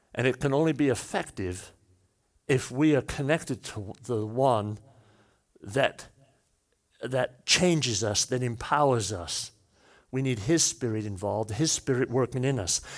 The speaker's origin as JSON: {"language": "English", "region": "Wales", "country": "United Kingdom", "said": "I'm Welsh"}